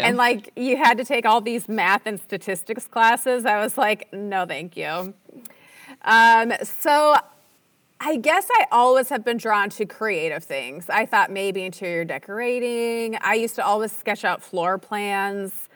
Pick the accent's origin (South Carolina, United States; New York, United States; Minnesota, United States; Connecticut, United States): Minnesota, United States; moved away as an adult; also born or lived in Utah; I grew up in Minnesota